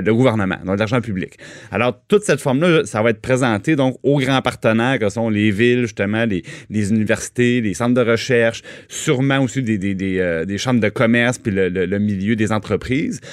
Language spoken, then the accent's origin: French; Trois-Rivières, Quebec, Canada; je viens de Trois-Rivières